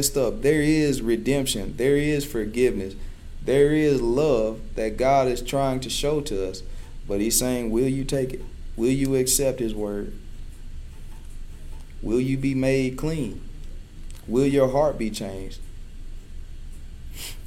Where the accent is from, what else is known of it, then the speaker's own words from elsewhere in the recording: Chula, Mississippi, United States; growing up in a small town of Chula, Mississippi